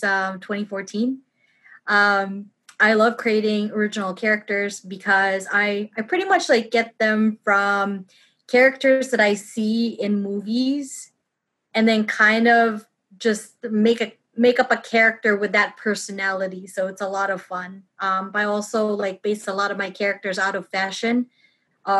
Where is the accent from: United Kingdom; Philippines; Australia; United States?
Philippines; moved away; I grew up in the Philippines, and we have a lot of, like, American influence in our country